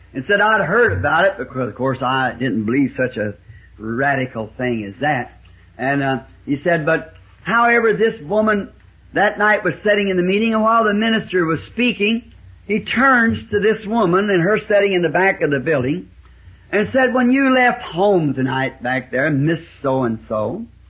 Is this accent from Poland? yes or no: no; the South, United States; also born or lived in Ireland (ancestry); I'm a Southerner